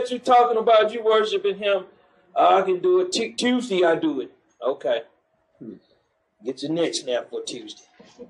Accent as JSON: {"language": "English", "region": "New York", "country": "United States", "said": "Man, I'm from New York."}